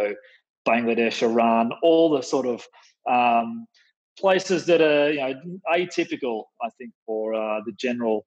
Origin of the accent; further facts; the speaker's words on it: Melbourne, Victoria, Australia; I'm an Australian, born in Melbourne